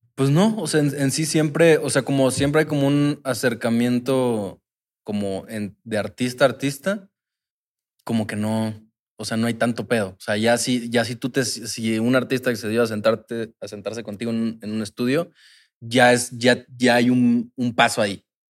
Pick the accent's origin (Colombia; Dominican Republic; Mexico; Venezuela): Mexico; Cancún, Quintana Roo; somos de Cancún